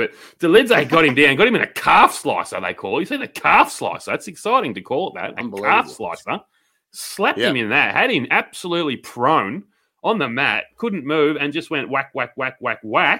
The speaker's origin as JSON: {"language": "English", "country": "Australia", "said": "as just Aussie blokes."}